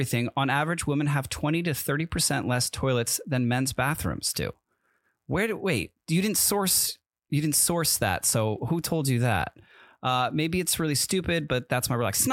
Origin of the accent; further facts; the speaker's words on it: East Coast, United States; moved away; I grew up on the East Coast